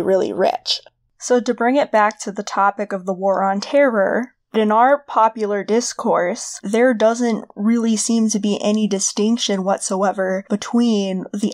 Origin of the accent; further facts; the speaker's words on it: United States; I'm American